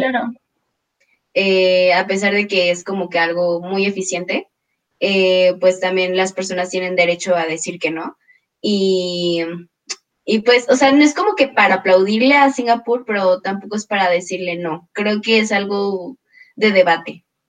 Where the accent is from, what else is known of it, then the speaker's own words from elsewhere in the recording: Mexico; uno se siente orgulloso como mexicano